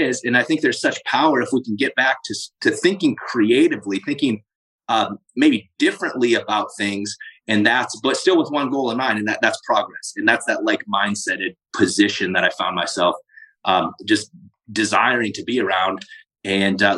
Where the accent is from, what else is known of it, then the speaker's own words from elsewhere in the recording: South Dakota, United States; I grew up in South Dakota